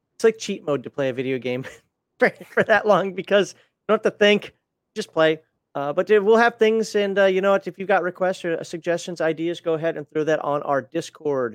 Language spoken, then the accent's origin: English; Minnesota, United States; I'm from Minnesota. I say crayons, not crayons